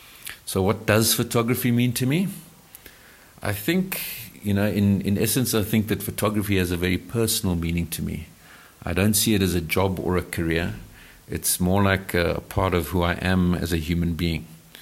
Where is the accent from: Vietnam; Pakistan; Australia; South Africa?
South Africa; like most white South Africans. And I realized that I knew precious little about my home country.